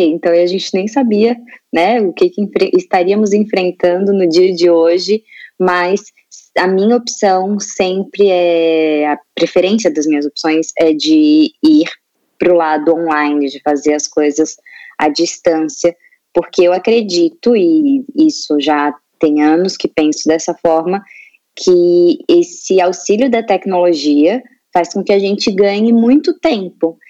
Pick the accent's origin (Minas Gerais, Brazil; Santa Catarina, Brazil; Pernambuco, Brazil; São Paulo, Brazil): Santa Catarina, Brazil; Itajaí; eu sou de Itajaí, Santa Catarina